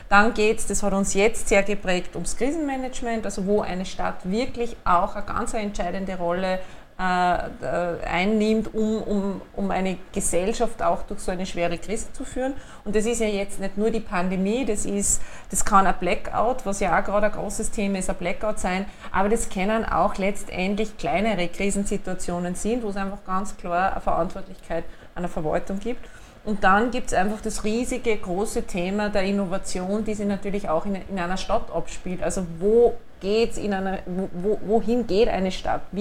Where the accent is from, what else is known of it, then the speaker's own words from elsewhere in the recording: Upper Austria, Austria; Äh, ich bin geborene Oberösterreicherin, das ist, glaube ich, da ganz, ganz wesentlich zu unterstreichen.